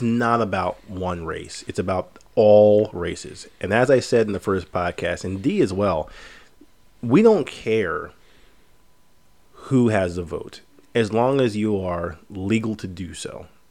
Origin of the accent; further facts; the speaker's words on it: United States; us as American citizens